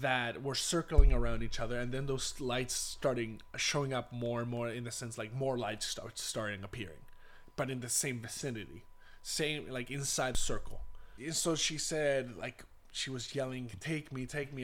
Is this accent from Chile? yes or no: yes; Punta Arenas, Magallanes and Chilean Antarctica, Chile; my hometown Punta Arenas, which is a very isolated type of area in Chile